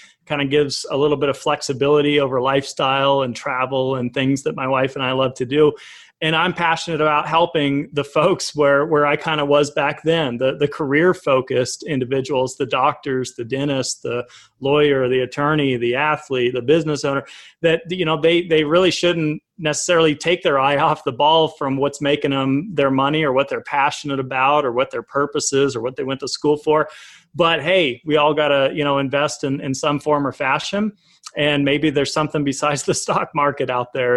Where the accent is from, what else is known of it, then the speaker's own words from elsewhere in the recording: Colorado, United States; also born or lived in Tulsa, Oklahoma; I was born in Tulsa. We'll start there when, you know, up to 4 years old. Came into Colorado